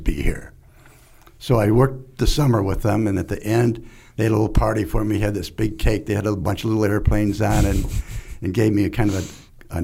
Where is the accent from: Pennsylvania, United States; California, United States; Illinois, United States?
Illinois, United States; Chicago; moved away as an adult; also born or lived in Rensselaer, Indiana; I grew up in the Chicago area, north of Chicago. Went to high school there.